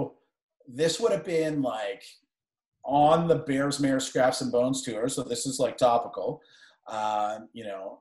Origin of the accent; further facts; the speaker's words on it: Canada; I'm actually from Canada.